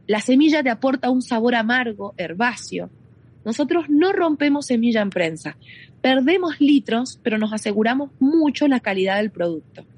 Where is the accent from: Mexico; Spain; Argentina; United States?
Argentina; Mendoza; soy de Mendoza Capital, del Gran Mendoza